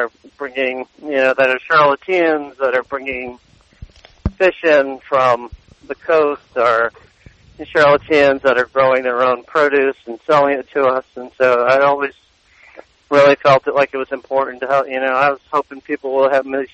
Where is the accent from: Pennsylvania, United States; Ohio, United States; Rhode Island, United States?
Rhode Island, United States; moved away; also born or lived in Boston; growing up in Rhode Island, you're, and working in Boston